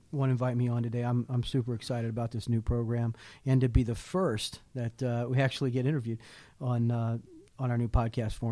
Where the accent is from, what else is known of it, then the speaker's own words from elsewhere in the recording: Houston, Texas, United States; born there; also born or lived in Hawaii; I was born in Houston, Texas, uh, but I grew up as a military brat. Um, my father was in the army as a pilot, so we moved around a lot. Um, left Houston, and I went to I did high school in, in Hawaii, actually.